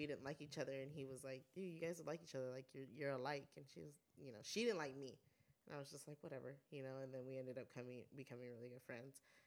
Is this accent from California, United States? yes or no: yes; Guadalupe, California, United States; also born or lived in Santa Maria, California; I grew up in Guad, which is a small town